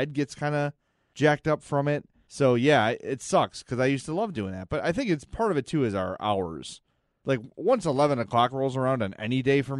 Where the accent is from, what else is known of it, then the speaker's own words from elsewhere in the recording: Oak Lawn, Illinois, United States; Because I grew up in Oaklawn, which is sort of like in the middle of the burrito circle.